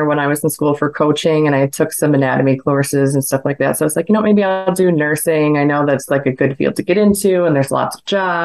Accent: New York, United States; I'm from New York

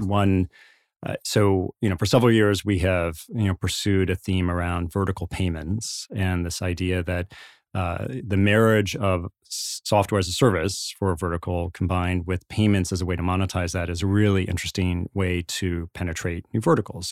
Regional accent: Indiana, United States; I was born in Indiana, grew up in the Midwest.

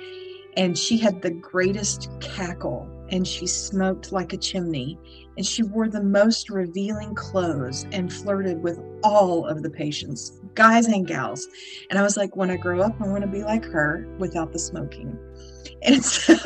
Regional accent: Texas, United States; moved away; I grew up in Texas. I'm from Texas

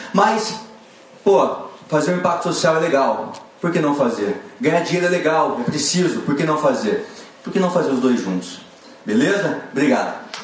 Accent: Maringá, Paraná, Brazil; sou de Maringá, Paraná.

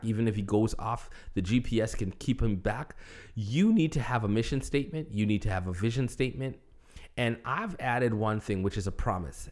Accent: Toronto, Ontario, Canada; moved away as an adult; also born or lived in Buffalo, New York / Michigan; I was in Toronto. I was in ministry. I was in my hometown with my family.

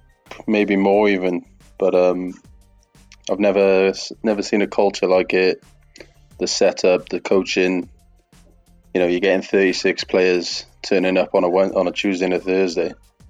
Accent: Welsh, Wales, United Kingdom; Obviously, I'm Welsh.

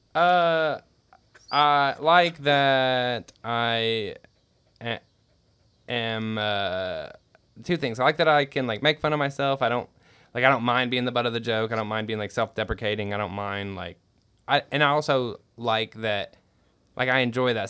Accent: California, United States; I was born in California

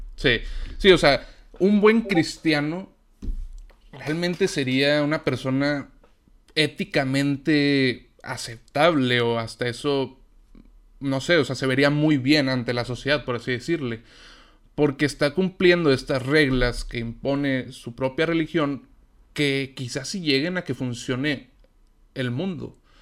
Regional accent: Mexico; yo soy de México

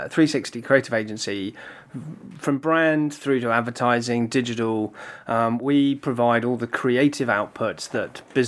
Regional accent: Ballymena, Northern Ireland, United Kingdom; accent: Northern Irish; now in Brentwood, United Kingdom; I'm an Ulsterman. I'm actually born and brought up originally from a little place called Ballymena.

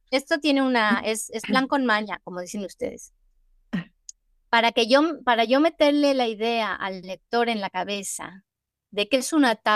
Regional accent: Mexico; Porque yo soy, yo soy mexicana. mi alma es mexicana.

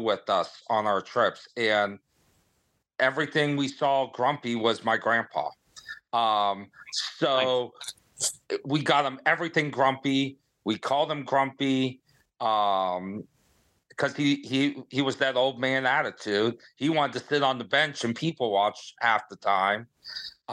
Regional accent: Ohio, United States; I'm from Ohio, living up here in the frozen tundra right now

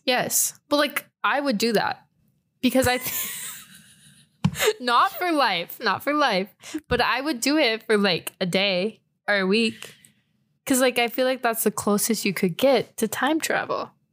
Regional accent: San Antonio, Texas, United States; moved away; I'm from San Antonio, Texas

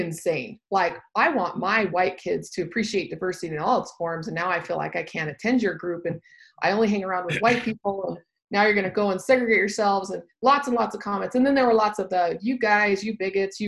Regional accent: the South, United States; moved away as an adult; also born or lived in Austin, Texas; now in Utah, United States; I'm from the South

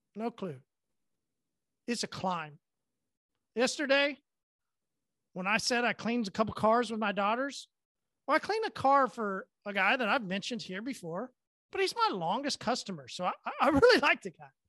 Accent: Oklahoma, United States; I'm from Oklahoma, I only go once a year

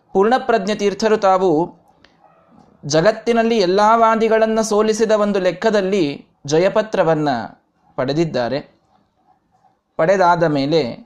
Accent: Vijayapura, Karnataka, India; ನಮ್ಮ ಊರಿನಲ್ಲಿ ಇಲ್ಲಿ ನಮ್ಮ ಮನೆಯ ಹತ್ತಿರವೇ

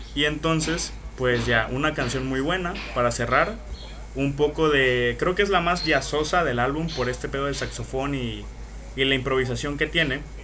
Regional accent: Veracruz, Mexico; mi pinche tierra Veracruz

